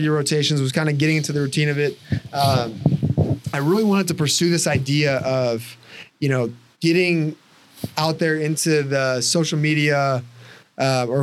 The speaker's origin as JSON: {"language": "English", "area": "Chicago area", "region": "Illinois", "country": "United States", "tie": "born or raised there", "also_born_or_lived": "Indianapolis", "said": "I grew up like probably 20 miles from here."}